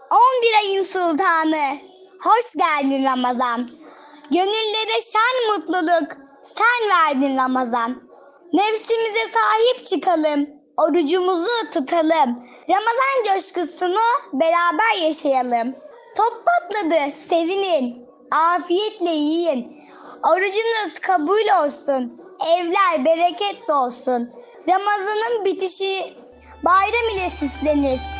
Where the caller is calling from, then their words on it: Konya, Turkey; Konya'dan … Ben 5 yaşındayım.